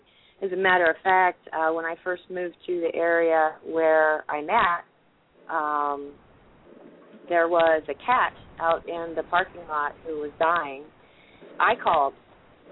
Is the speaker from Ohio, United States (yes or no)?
yes; Ohio, United States; moved away as an adult; also born or lived in Oregon; I'm originally from Ohio, and about 7 years ago, I moved to the West Coast